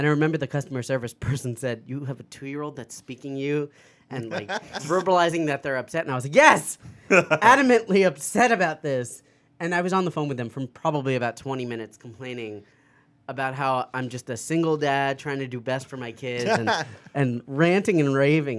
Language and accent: English; East Meadow, New York, United States; No, Long Island. Come on.